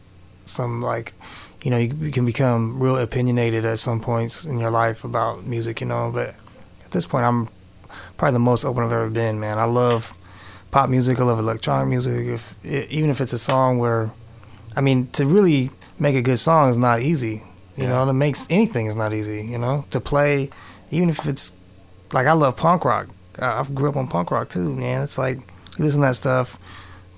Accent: Hayward, California, United States; also born or lived in San Leandro; I grew up in the East Bay. I was in Hayward, San Leandro, kind of around those areas

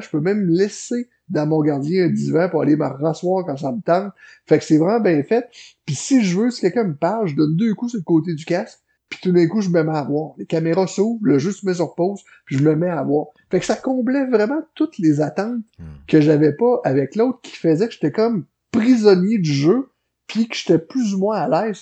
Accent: L'Ancienne-Lorette, Quebec, Canada; chez nous à l'ancienne Larette

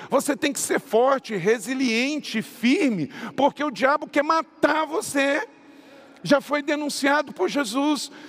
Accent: Macaé, Rio de Janeiro, Brazil; Eu fui criado em Macaé

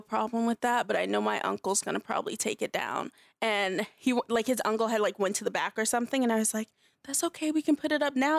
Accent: Los Angeles, California, United States; also born or lived in North Carolina; grew up mostly in L

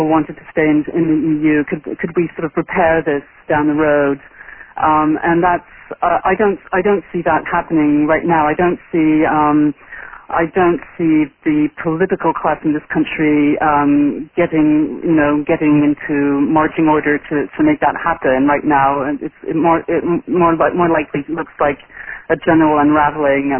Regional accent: France; moved away; I grew up in France, and in the 80s and in the 90s

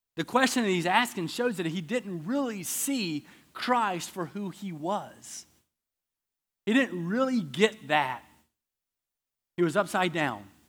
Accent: the South, United States; I'm from the South.

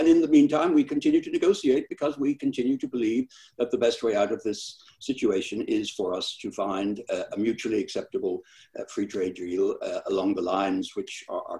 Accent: Ireland; something broke last week which will not readily be fixed, and I say that particularly as an Irish person.

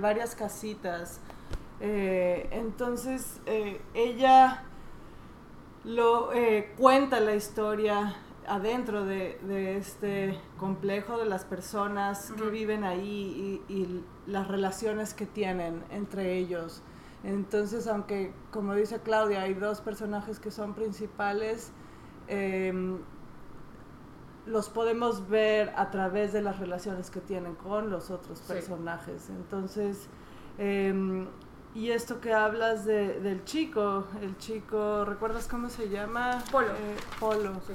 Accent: Veracruz, Mexico; Yo soy de Veracruz

